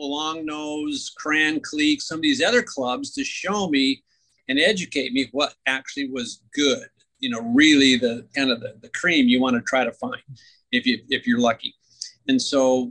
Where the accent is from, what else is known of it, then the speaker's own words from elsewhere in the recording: Oak Harbor, Washington, United States; I grew up in Oak Harbor, where I was born and raised, lived there for most of my life